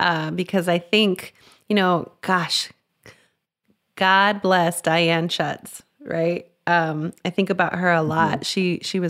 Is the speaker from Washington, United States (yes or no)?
no; La Mesa, New Mexico, United States; also born or lived in Las Cruces, New Mexico; now in Los Angeles, United States; we grew up in Las Cruces, New Mexico, which is, a small town south near El Paso, Texas. But even smaller, we grew up in a place called La Mesa, New Mexico